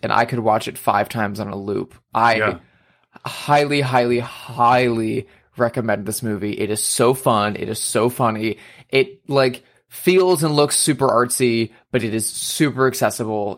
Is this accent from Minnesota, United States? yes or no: no; Indianapolis, Indiana, United States; moved away; I went to Indiana with my partner to visit my family in my hometown